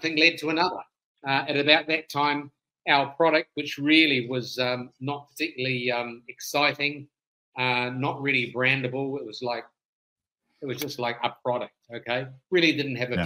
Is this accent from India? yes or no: no; New Zealand; now in United States; I'm originally a Kiwi, but I left there many many years ago